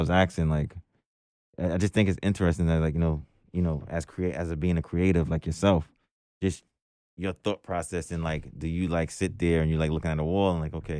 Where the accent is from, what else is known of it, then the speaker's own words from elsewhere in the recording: New York City, New York, United States; also born or lived in Jersey City, New Jersey; I'm from Brooklyn